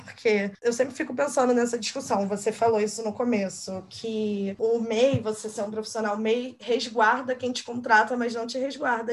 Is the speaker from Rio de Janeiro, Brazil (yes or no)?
yes; Rio de Janeiro, Brazil; que é da Zona Oeste, eu sou aqui de Guaratiba